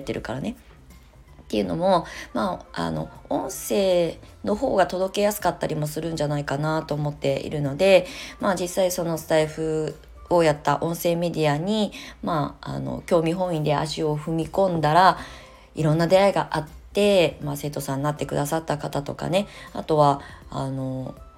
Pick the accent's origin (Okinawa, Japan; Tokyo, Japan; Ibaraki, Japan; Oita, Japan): Ibaraki, Japan; Kasama; now in Shonan, Japan; 私の茨城県笠間市っていうその地元はあの茨城県って海があるあの県なんですけど海から全然遠くて私は山育ちなので